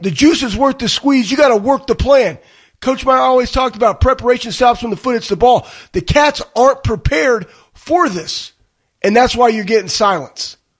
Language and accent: English; Dallas, Texas, United States; moved away as an adult; now in Columbus, United States; I'm from Dallas, Texas